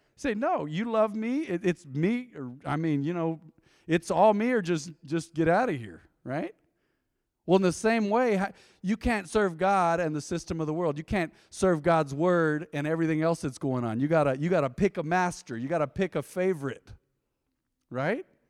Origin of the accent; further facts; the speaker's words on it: Española, New Mexico, United States; I was born in Española